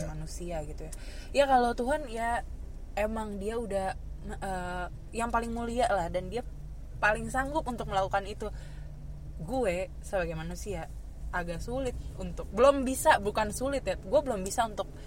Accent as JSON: {"language": "Indonesian", "town": "Ambon", "region": "Maluku", "country": "Indonesia", "said": "saya, saya kan Ambon, Ambon."}